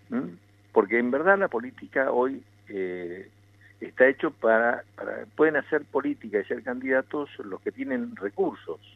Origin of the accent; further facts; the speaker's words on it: Pico Truncado, Santa Cruz, Argentina; desde mi pueblo de Pico Truncado